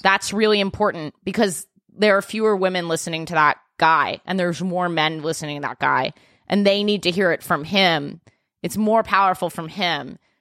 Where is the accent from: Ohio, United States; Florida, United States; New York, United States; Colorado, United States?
New York, United States; I'm a New Yorker